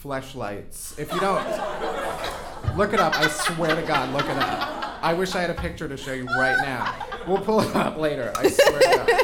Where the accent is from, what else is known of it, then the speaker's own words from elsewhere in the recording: Chicago, Illinois, United States; I'm from Chicago